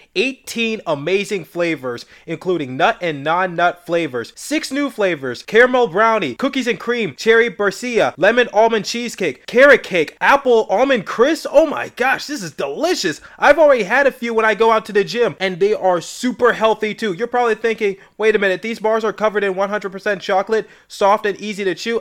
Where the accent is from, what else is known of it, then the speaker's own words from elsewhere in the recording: Philadelphia, Pennsylvania, United States; I'm from Philadelphia